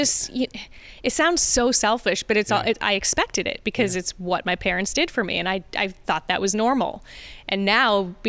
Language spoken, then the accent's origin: English; Fairport, New York, United States; also born or lived in Rochester, New York / Bloomfield Hills, Michigan; I'm from Rochester. You know, I think I was born at RGH. Okay. Born and raised in Rochester. Fairport has been my hometown since I was like two.